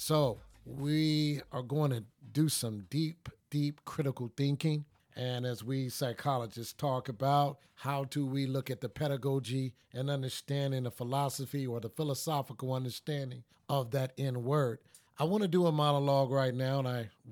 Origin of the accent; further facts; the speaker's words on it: Los Angeles, California, United States; also born or lived in North Tulsa, Oklahoma; where I grew up in Watts and also grew up in North Tulsa